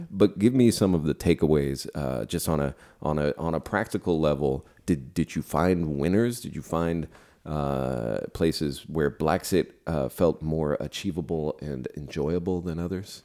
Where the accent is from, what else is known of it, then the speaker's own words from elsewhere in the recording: San Francisco, California, United States; moved away; Japanese American people I grew up with in San Francisco